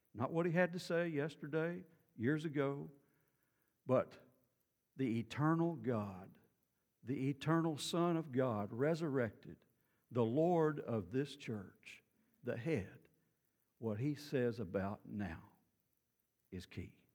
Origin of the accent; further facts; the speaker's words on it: Beaumont, Texas, United States; I grew up in Beaumont